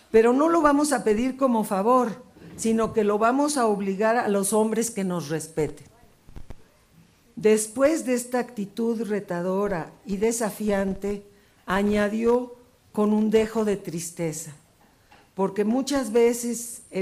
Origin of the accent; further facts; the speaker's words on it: Mexico; nuestra esperanza se desvanecería, quizás, sobre todo la mía como mujer y como mexicana